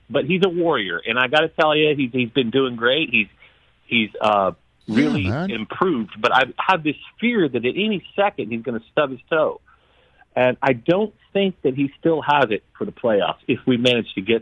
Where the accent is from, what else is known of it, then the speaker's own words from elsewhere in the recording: Indianapolis, Indiana, United States; moved away; I am from Indianapolis